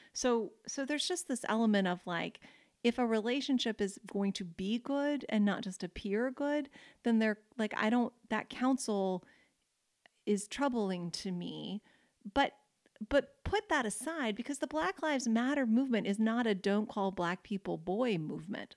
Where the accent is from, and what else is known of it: United States